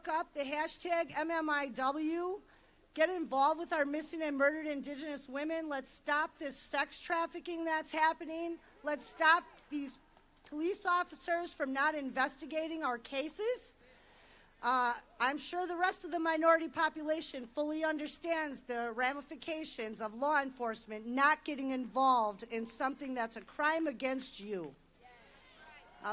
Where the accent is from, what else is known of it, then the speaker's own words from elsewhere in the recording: Milwaukee, Wisconsin, United States; I'm born and raised in Milwaukee, Wisconsin.